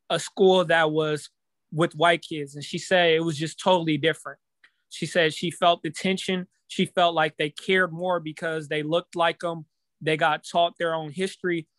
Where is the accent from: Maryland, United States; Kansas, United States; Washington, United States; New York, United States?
Kansas, United States; Topeka; I'm from, I grew up in Topeka